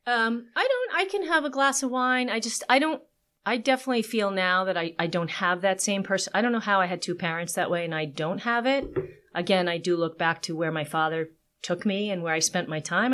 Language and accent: English; Long Island, New York, United States; I am from New York. I grew up in Long Island originally